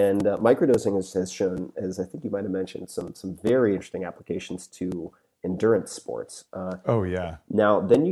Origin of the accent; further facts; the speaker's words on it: Long Island, New York, United States; I'm from Long Island